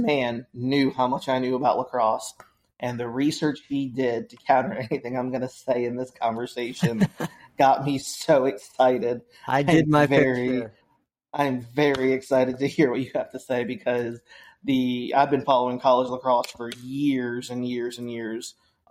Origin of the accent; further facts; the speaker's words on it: Maryland, United States; So I grew up in Maryland.